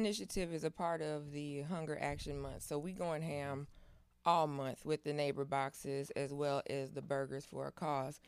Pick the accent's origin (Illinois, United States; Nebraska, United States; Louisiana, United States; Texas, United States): Illinois, United States; Aurora; I'm from Aurora, Illinois